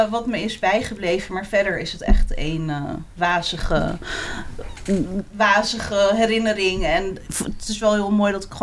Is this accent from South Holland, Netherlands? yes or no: yes; Schoonhoven, South Holland, Netherlands; first language Moroccan Arabic; Dutch is a second language; moved away as an adult; also born or lived in Morocco; now in Rotterdam, Netherlands; ik ben 38, eh, woon inmiddels al 18 jaar in eh, Rotterdam. En ik ben geboren in Marokko, daar ben ik tot mijn derde, vierde ongeveer eh, hm. gebleven. En opgegroeid in Schoonhoven.